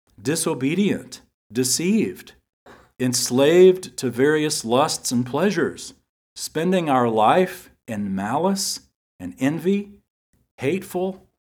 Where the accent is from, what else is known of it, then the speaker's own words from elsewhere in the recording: San Antonio, Texas, United States; I grew up in San Antonio, and I remember the Alamo.